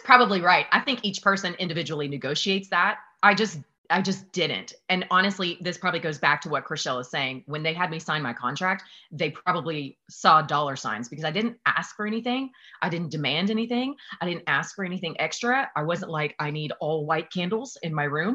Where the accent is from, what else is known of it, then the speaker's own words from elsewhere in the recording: the South, United States; I'm from the South